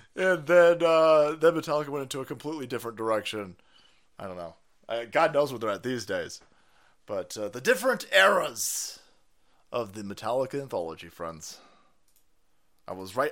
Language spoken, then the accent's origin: English; United States; I'm American